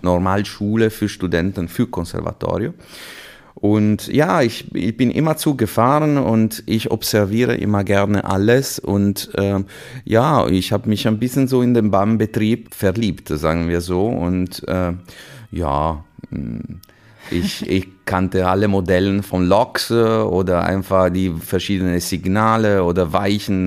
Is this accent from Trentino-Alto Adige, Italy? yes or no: no; Chiavari, Liguria, Italy; German is a second language; moved away as an adult; also born or lived in Vienna / Milan / Hanover / Würzburg; now in Essen, Germany; ich bin in Santa Margherita Ligure geboren. Äh, also direkt ist, am Meer? Genau, das ist einfach Aha. diese Nachbarortschaft vom äh, Portofino, die jeder kennt und tatsächlich äh, aufgewachsen in Chiavari